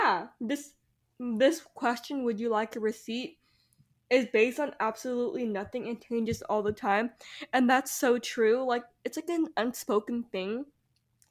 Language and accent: English; Texas, United States; we are living in Texas. We are from Texas